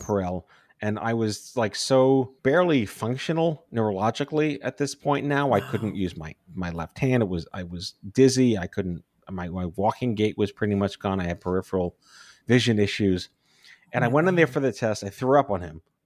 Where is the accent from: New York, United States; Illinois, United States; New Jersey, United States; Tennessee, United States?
New York, United States; New York City; I grew up on Staten Island